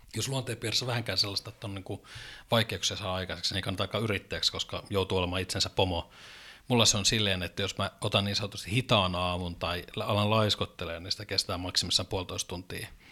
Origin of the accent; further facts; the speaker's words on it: Oulu, North Ostrobothnia, Finland; also born or lived in Little Rock, Arkansas; Mä olen alun perin oululainen